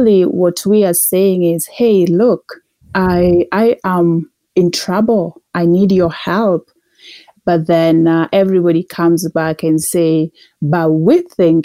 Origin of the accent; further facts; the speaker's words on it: Kenya; moved away as an adult; now in Calgary, Canada; I'm originally from Kenya. I moved to Calgary in 2012.